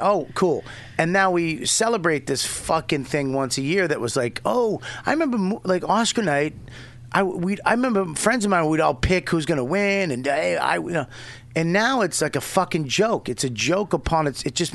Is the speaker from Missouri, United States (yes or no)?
no; Boston, Massachusetts, United States; I'm from Boston